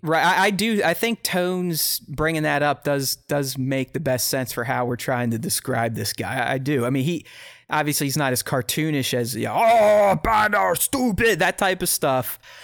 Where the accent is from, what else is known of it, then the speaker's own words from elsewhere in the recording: United States; I'm an American